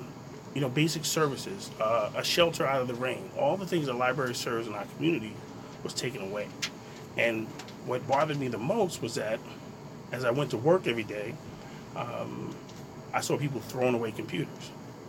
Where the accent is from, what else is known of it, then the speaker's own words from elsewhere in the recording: New York City, New York, United States; Now, I was born and raised in Brooklyn, and I was born and lived in a place much like Trent.